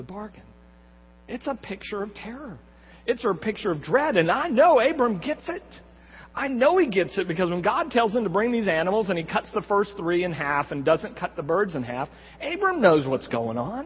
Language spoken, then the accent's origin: English; Corpus Christi, Texas, United States; now in San Antonio, United States; I grew up in Corpus Christi, and I'm the Jaws generation.